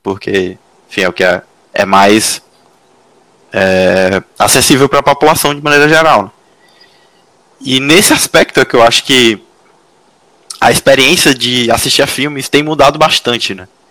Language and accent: Portuguese; Teresina, Piauí, Brazil; now in São José dos Campos, Brazil; eu sou de Teresina, moro em São José